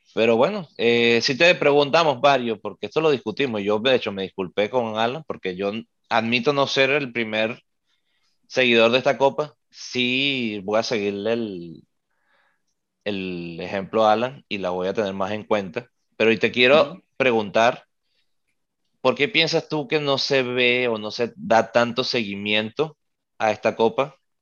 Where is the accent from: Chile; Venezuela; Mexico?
Venezuela; nosotros siendo venezolanos